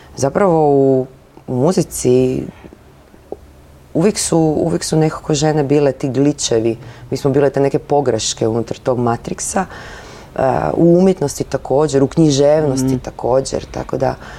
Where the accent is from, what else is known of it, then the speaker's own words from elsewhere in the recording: Zagreb, City of Zagreb, Croatia; to je moj rodni grad